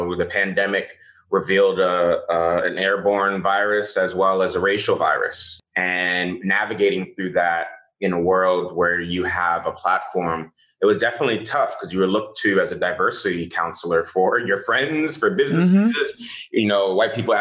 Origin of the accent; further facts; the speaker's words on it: New York City, New York, United States; also born or lived in Nigeria / Louisiana; I grew up in the Bronx